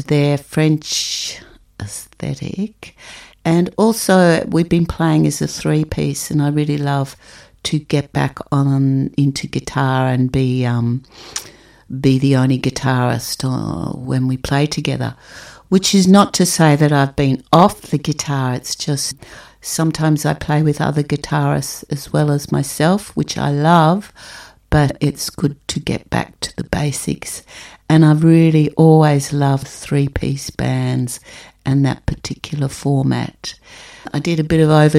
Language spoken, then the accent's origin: English; Melbourne, Victoria, Australia; I'm a musician from Melbourne, Australia.